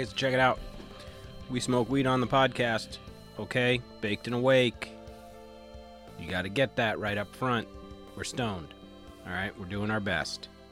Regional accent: Long Island, New York, United States; I grew up with on Long Island, New York

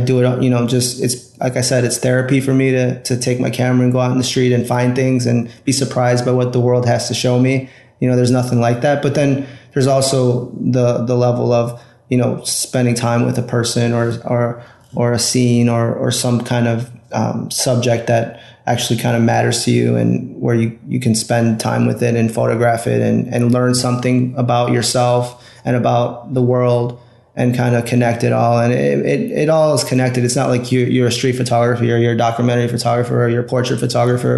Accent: Chicago, Illinois, United States; I got my degree in photography from Columbia College here in Chicago, which is my hometown

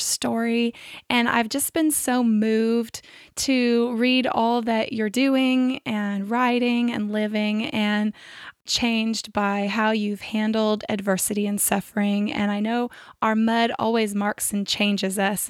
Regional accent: Central California, United States; moved away; Where I grew up in Central California, my parents still live in the same house that I grew up

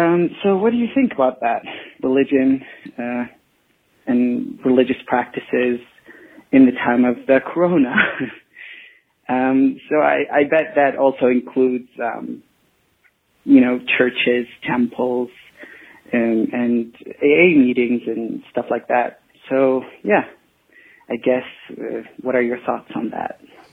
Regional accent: Saudi Arabia; I'm from Saudi Arabia.

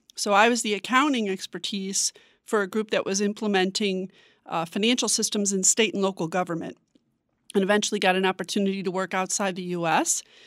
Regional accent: Chicago, Illinois, United States; moved away as an adult; now in Washington, D.C., United States; I'm originally from Chicago. I've been here in Washington for almost five years.

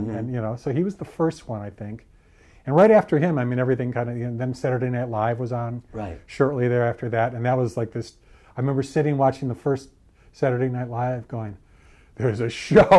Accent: Cleveland, Ohio, United States; I grew up in Cleveland.

